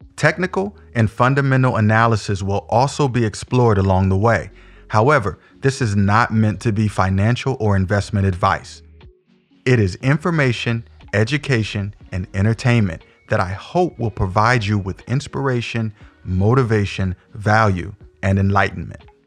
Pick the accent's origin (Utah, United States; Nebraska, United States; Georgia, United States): Nebraska, United States; Omaha; I was also born and raised in Omaha, the O, as we affectionately call it, was all that I knew up to that point